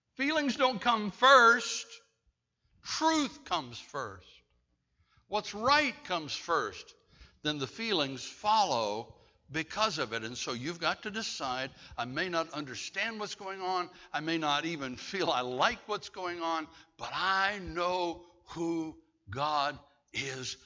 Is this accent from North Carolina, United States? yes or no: yes; Bladenboro, North Carolina, United States; I'm a kid from Bladenboro, North Carolina